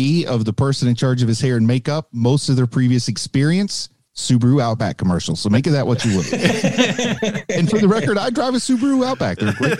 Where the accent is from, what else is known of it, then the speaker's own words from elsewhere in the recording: Appalachia, United States; accent: Appalachian; when my mother was still alive, one phone call conversation with her, and it was back to the Appalachian coming out hardcore.